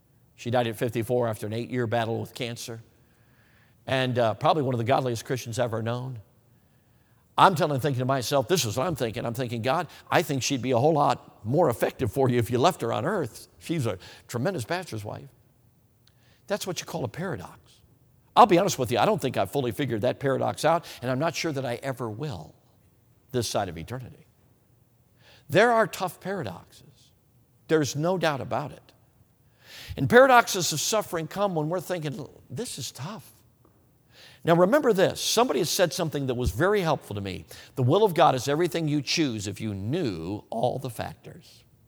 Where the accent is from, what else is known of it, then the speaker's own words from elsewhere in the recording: Wisconsin, United States; Hey, listen, I'm from Wisconsin. I will take 30 degrees in snow any day over 40 degrees in rain any day.